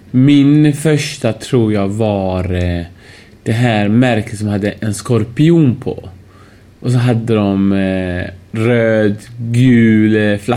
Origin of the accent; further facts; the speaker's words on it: Iran; also born or lived in Uddevalla, Sweden; now in Sweden; jag är iranier vet du, vi, vi, får ju hår tidigt.